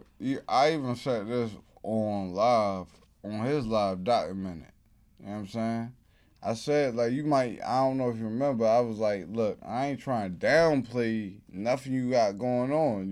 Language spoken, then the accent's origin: English; Baltimore, Maryland, United States; also born or lived in Brooklyn; I'm a Baltimore nigga. I never been to New York. This is my first time being in New York.